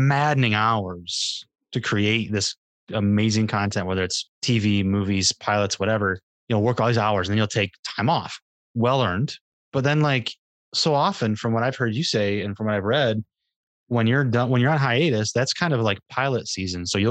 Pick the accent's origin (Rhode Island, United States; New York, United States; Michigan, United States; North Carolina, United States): Michigan, United States; my home state of Michigan